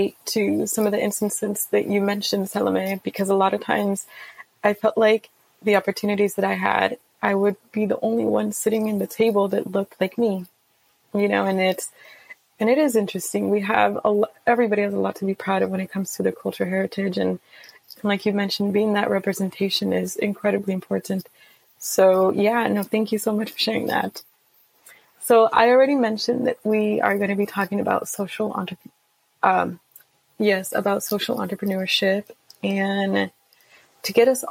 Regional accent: Peru; now in United States; I'm from Peru, South America

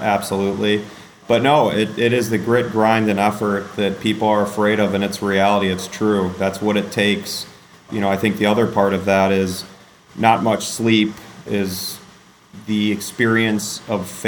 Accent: Western Michigan, United States; I grew up in Western Michigan in an entrepreneurial family

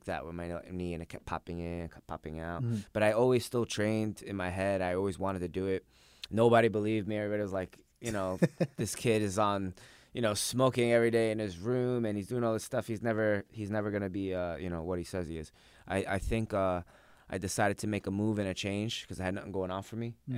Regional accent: Pennsylvania, United States; now in New York, United States; I was born in New York but raised in Pennsylvania.

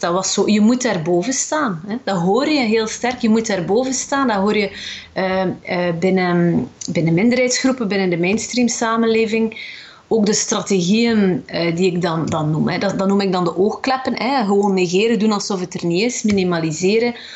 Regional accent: West Flanders, Belgium; Ik ben zelf ook West-Vlaming

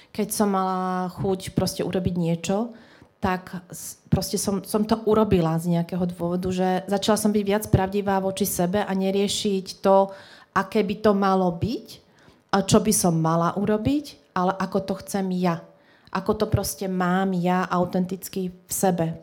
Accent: Trenčín, Trenčín Region, Slovakia; my sme z Trenčina

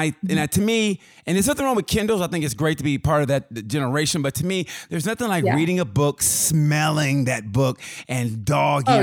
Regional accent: Oklahoma, United States; I grew up around Oklahoma, so I know that area

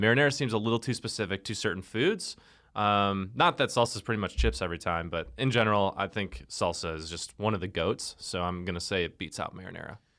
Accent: the North, United States; I grew up in the North and we loved queso

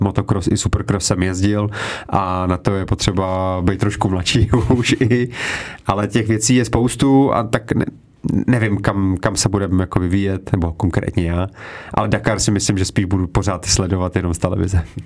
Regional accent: Czechia; tady u nás v Čechách

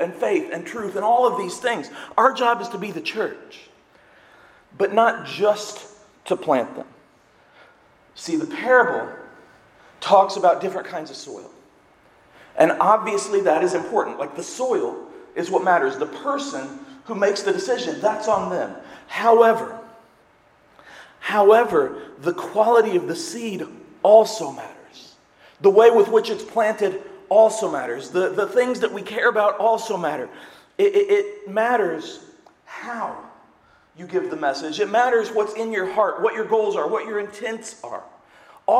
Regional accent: Seymour, United States; I'm from Seymour. We used to have farm day for the high school

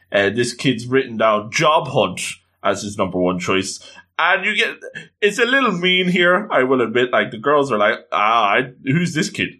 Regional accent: Ireland; as an Irishman

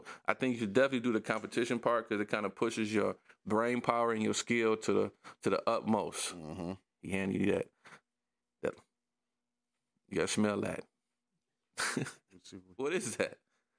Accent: Detroit, Michigan, United States; I grew up on the Southwest Detroit, man. Everybody on the block knew you.

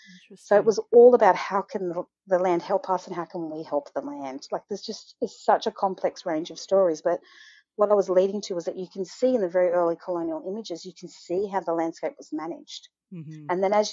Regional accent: Australia

